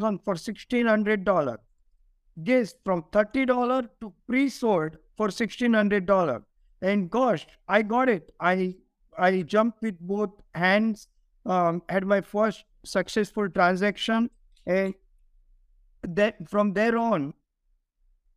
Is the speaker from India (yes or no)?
yes; India; moved away as an adult; now in United States; I grew up in India